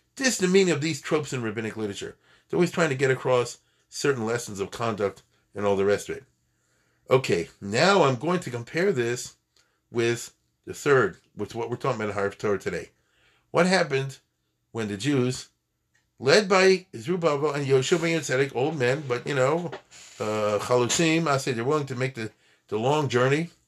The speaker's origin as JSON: {"language": "English", "town": "Baltimore", "region": "Maryland", "country": "United States", "said": "I'm from Baltimore"}